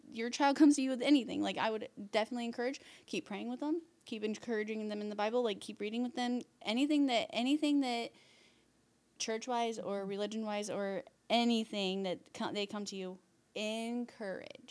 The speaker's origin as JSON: {"language": "English", "town": "Huntington", "country": "United States", "also_born_or_lived": "Ohio", "said": "we're from Huntington, but then we moved to Ohio for a little"}